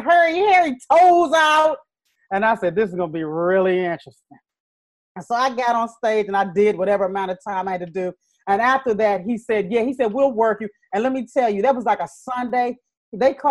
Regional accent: Maryland, United States; moved away as an adult; also born or lived in Los Angeles / New York City / Las Vegas; I started in LA, even though I grew up in Maryland

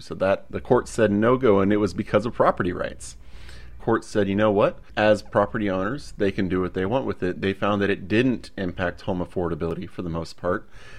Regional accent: Austin, Texas, United States; It's starting right in my hometown.

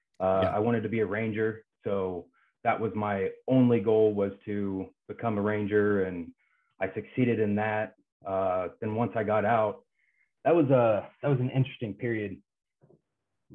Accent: Kansas, United States; moved away; I grew up in a couple small towns in Kansas

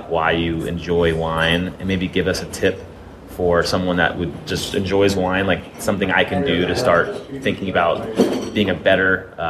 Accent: Vermont, United States; my hometown in Vermont

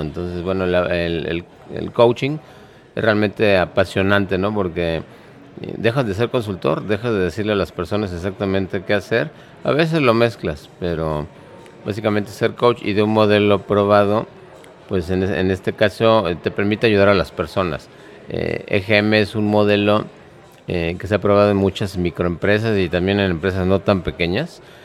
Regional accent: Mexico City, Mexico; soy de la Ciudad de México

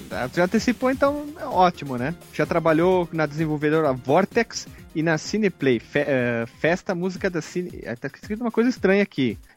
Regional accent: Rio Grande do Sul, Brazil; a pessoa fala uma coisa que eu tenho que ter um orgulho, como eu, gaúcho

